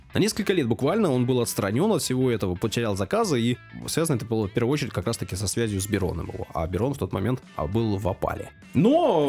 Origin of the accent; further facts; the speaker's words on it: Saint Petersburg, Russia; я не иностранец, я родился в Санкт-Петербурге, на Васильском острове